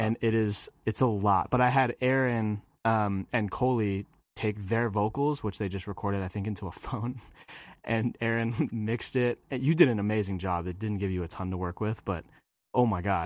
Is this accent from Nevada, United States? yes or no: no; just north of San Francisco, Northern California, United States; moved away as an adult; also born or lived in Hawaii; I am from California. I was, uh, grew up there in Northern California, just north of San Francisco.